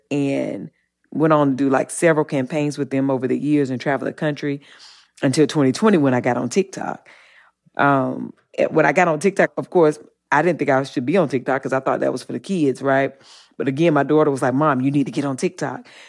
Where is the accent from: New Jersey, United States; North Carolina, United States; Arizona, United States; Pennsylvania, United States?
North Carolina, United States; Eden; I'm from the South and I, I grew up in, in Eden, North Carolina